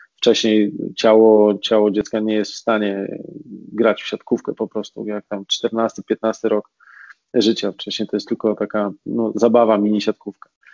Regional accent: Racibórz, Silesian Voivodeship, Poland

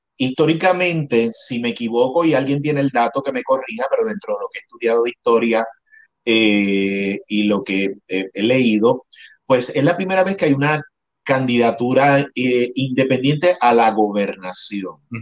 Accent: Puerto Rico; moved away; mi identidad como puertorriqueño

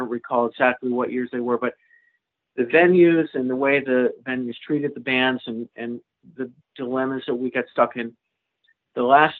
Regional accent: New England, United States; And to get used to growing up in New England and being able to do one-nighters

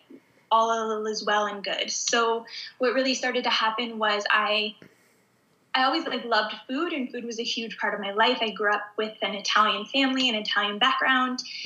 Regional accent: Southern Ontario, Canada; I grew up in Southern Ontario. So anyone who's familiar with Canada, I grew up in like the most southern spot in Canada. It's actually close to Detroit, Michigan

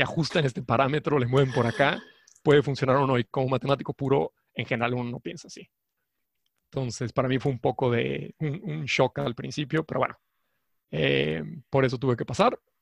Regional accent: Mexico; soy mexicano, y estudié la licenciatura en la Universidad Nacional

